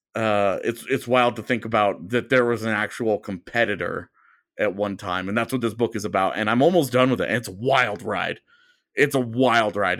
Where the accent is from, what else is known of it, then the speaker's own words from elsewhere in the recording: United States; as an American